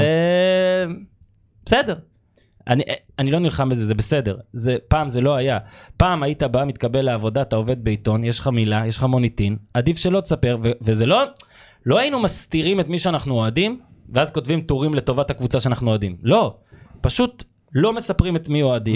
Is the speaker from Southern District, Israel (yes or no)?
no; Northern District, Israel; אנחנו מהצפון